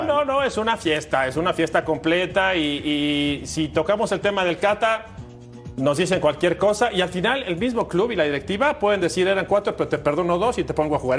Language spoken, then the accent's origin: Spanish; Mexico; nosotros los que como mexicanos estamos en Estados Unidos